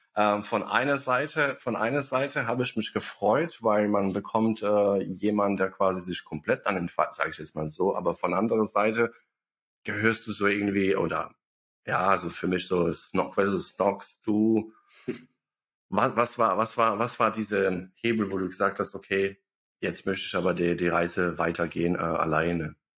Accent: Bosnia & Herzegovina; now in Germany; ich komme aus Bosnien

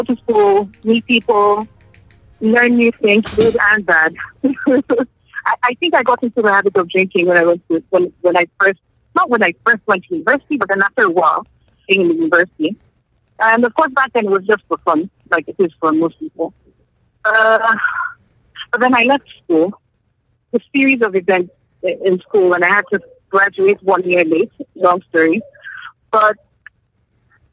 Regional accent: Nigeria; I'm from Nigeria.

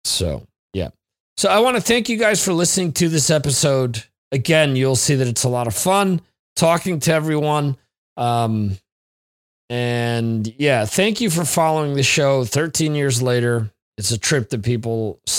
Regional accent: New Jersey, United States; moved away; my home state of New Jersey

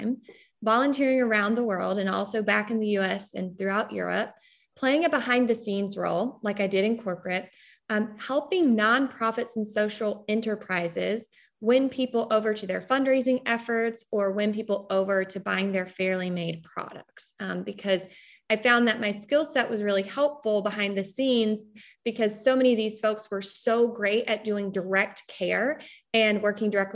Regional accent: North Carolina, United States; moved away as an adult; also born or lived in London; I am from North Carolina

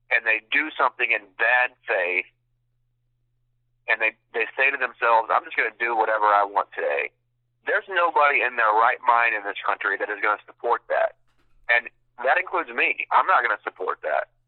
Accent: United States; as a veteran and as an American

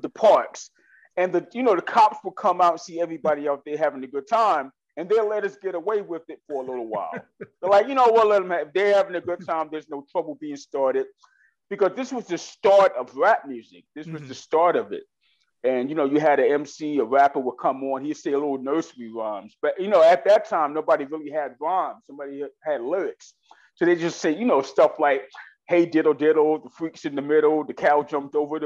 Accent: New York City, New York, United States; I grew up in East New York, Brooklyn

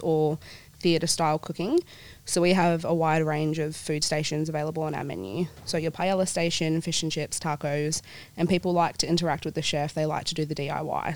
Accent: Perth, Western Australia, Australia; also born or lived in New Zealand / Swan Valley; My whole family and I, we moved over here to Perth when I was about four. Dad's in the mining industry, so we've lived in a few states, but always end up coming back to Perth

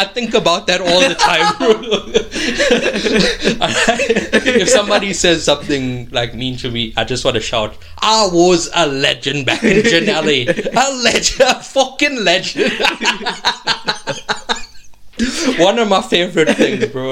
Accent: South Africa; I was in South Africa

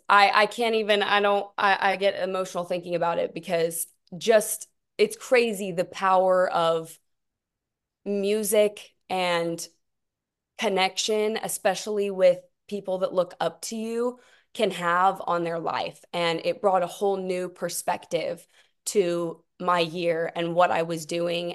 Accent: Tyler, Texas, United States; I'm originally from Tyler, Texas

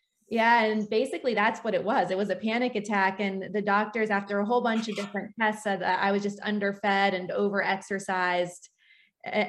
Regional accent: Washington, United States; I grew up in Washington State.

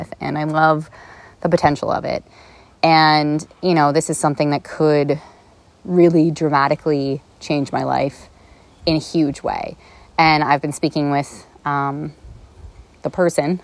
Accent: Canada; also born or lived in Toronto / Los Angeles; I'm Canadian

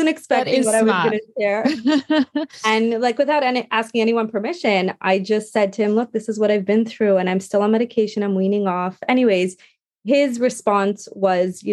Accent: Montreal, Quebec, Canada; we were back in Montreal. We moved back to my hometown

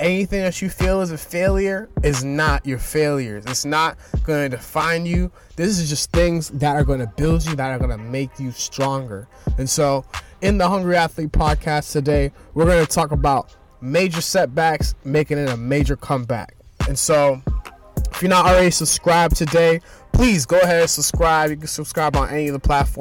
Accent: Boston, Massachusetts, United States; I'm from Boston, Massachusetts

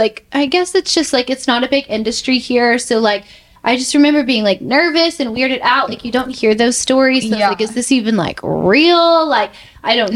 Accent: just outside of Dallas, Texas, United States; moved away as an adult; now in New York, United States; I grew up just right outside of Dallas.

